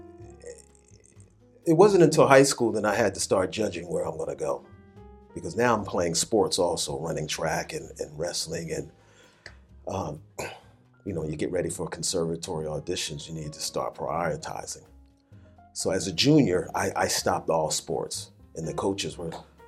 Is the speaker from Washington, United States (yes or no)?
no; New Jersey, United States; moved away as an adult; also born or lived in Los Angeles / Japan; now in Tokyo, Japan; And I moved back to home from Los Angeles. Back to New Jersey. New Jersey